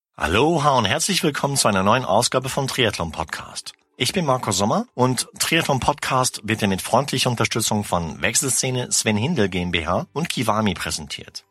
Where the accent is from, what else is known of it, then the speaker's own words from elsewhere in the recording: Sauerland, North Rhine-Westphalia, Germany; now in Munich, Germany; ich komme auch aus dem Sauerland